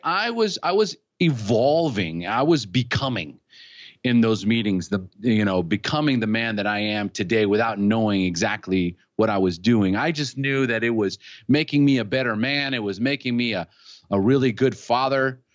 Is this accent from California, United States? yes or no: yes; California, United States; moved away as an adult; now in Costa Rica; I was born in California. So I'm originally from, from the United States. I live in Costa Rica now, but, and I've been here for twenty years